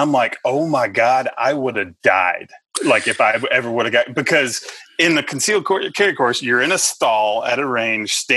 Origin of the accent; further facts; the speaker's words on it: Texas, United States; accent: country; now in Tennessee, United States; You hear the little country accent. I'm originally from Texas. I've lived most of my life in Tennessee.